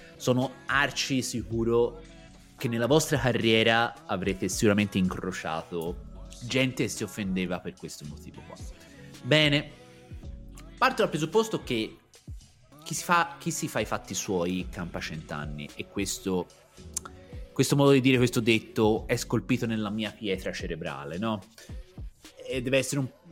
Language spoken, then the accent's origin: Italian; Pontassieve, Tuscany, Italy; ci fu un mezzo scandalo nel mio, nel mio paese, i miei genitori decisero di farmi cambiare aria